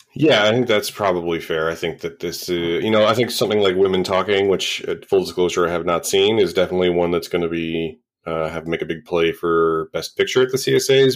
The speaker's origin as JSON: {"language": "English", "town": "Vancouver", "region": "British Columbia", "country": "Canada", "tie": "born or raised there", "said": "Viv is my hometown festival"}